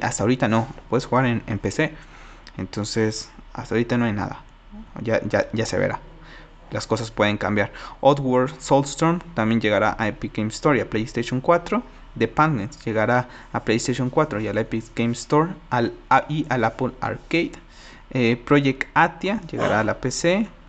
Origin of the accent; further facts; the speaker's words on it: Mexico; mi país